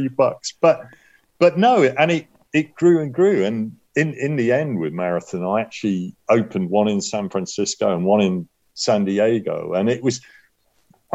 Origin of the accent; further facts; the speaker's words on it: United Kingdom; accent: British; also born or lived in Los Angeles, United States; my British accent